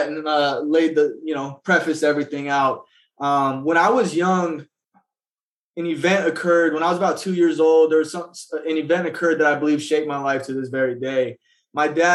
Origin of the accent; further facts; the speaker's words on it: Phoenix, Arizona, United States; I was born right here in Phoenix, Arizona, more specifically the Maryvale area.